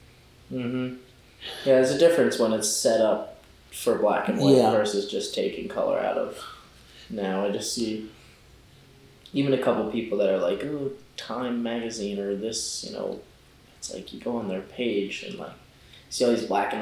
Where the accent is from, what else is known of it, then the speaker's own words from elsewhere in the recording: California, United States; That's what I did when I got that truck, because I came from California.